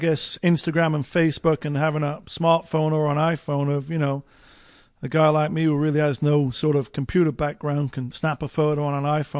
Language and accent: English; England, United Kingdom; when I saw that first Porsche in 1977 as a 10-year-old, you know, growing up in England